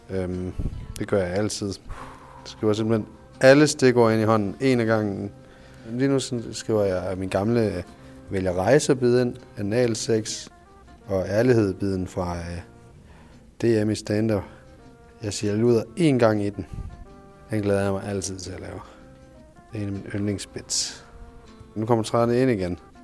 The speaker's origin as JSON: {"language": "Danish", "area": "Southern Jutland", "region": "Southern Denmark", "country": "Denmark", "said": "Jeg er selv sønderjyde"}